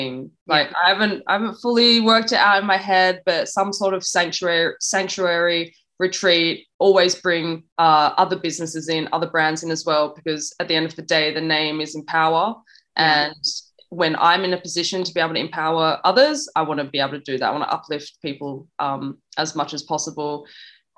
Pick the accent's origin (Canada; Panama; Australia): Australia; moved away; also born or lived in London; my mum's Jamaican, I'm from Australia, I have an English passport, you know, so I'm kind of like dotted all around the world